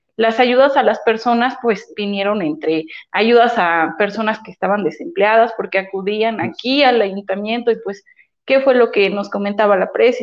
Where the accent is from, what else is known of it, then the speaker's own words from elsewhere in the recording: Los Garcías, Cañada Morelos, Puebla, Mexico; yo soy de la Junta Auxiliar de los Garcías